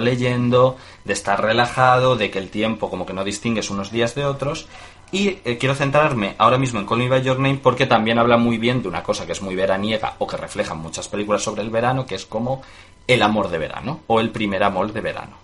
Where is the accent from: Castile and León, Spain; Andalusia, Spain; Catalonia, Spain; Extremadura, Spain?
Extremadura, Spain; Mérida; also born or lived in Galicia; yo de niño vivía en Mérida